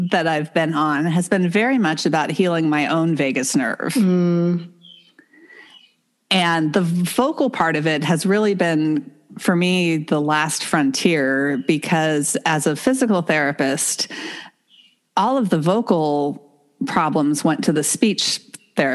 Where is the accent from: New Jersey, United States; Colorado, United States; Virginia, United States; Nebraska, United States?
Virginia, United States; Northern; I grew up in Northern Virginia, outside of Washington, D.C.